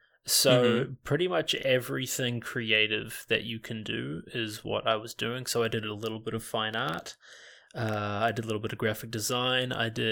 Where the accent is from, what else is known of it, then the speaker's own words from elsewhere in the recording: New Zealand; also born or lived in Canada; I was born in New Zealand. Then I did like all of my grade school in Canada, like grade 1 to grade 7. Then I did like grade 8 all of high school back in New Zealand.